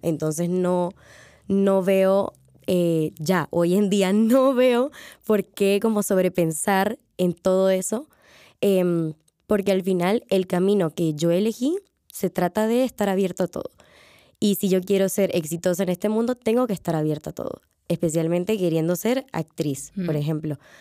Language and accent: Spanish; Panama; moved away as an adult; now in Madrid, Spain; yo vengo de Panamá